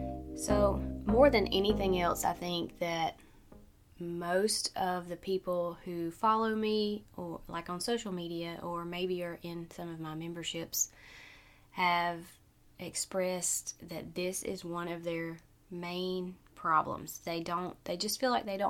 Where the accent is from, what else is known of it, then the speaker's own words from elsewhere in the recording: Southern Alabama, United States; I'm from Southern Alabama, so we say breakfast, dinner, and supper